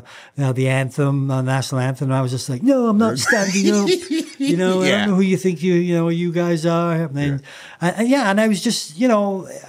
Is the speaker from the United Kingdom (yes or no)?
yes; England, United Kingdom; moved away; I came from England. You know, I didn't know the trends or styles. You know, I came over and, you know, they bought me all the wrong things.